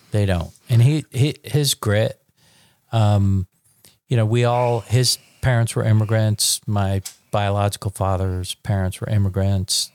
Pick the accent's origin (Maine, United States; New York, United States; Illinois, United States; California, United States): New York, United States; moved away as an adult; now in Dallas, United States; I'm a born and bred New York, twenty, when I was twenty-five, I moved to Dallas